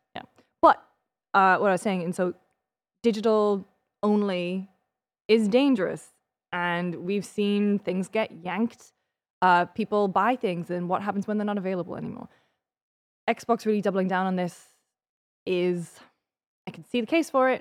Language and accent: English; United Kingdom; now in United States; as a British person